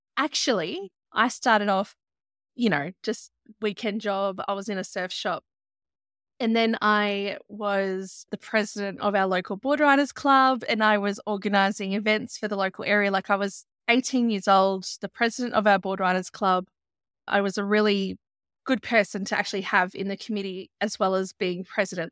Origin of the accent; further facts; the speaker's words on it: Byron Shire, New South Wales, Australia; I grew up in the Byron Shire